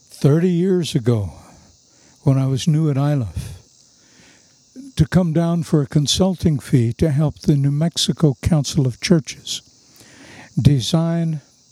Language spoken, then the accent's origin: English; India; But am I being offensive as an Indian by wearing Keen footwear?